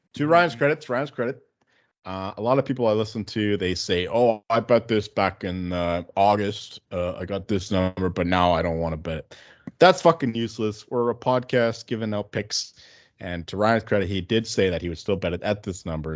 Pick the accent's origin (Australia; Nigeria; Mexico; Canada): Canada; We're Canadian here.